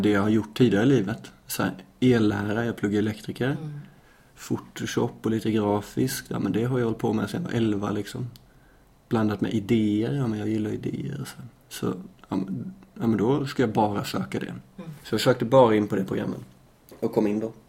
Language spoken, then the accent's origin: Swedish; Småland, Sweden; moved away as an adult; also born or lived in Lund, Sweden; now in Malmö, Sweden; jag är uppväxt på landet i Småland